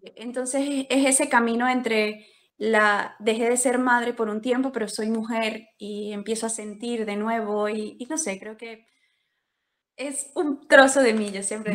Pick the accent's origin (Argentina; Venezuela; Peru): Venezuela; moved away as an adult; also born or lived in Colombia; now in Spain; soy venezolana